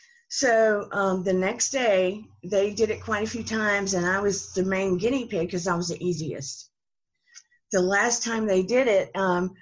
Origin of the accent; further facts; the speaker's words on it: the South, North Carolina, United States; accent: Southern; now in Georgia, United States; of course you can tell by the accent, I'm from the South, and this particular area was North Carolina. I'm in Georgia now